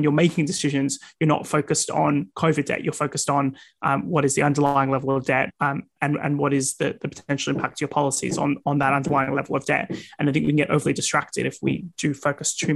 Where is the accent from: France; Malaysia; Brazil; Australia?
Australia; now in United Kingdom; In my home country, Australia